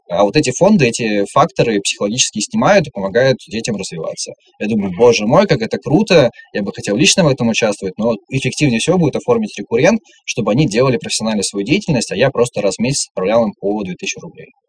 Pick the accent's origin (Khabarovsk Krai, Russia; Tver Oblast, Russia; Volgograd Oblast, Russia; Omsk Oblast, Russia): Khabarovsk Krai, Russia; Khabarovsk; now in Moscow, Russia; я из Хабаровска. Я проделал долгий путь до Москвы